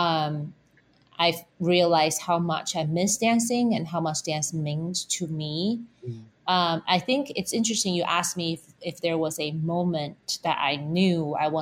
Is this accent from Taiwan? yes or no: yes; Taipei, Taiwan; moved away; I was born in Taipei, Taiwan, and I went to take dance lessons when I was young